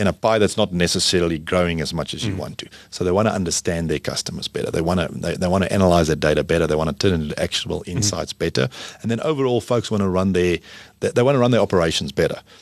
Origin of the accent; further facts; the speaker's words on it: South Africa; as a South African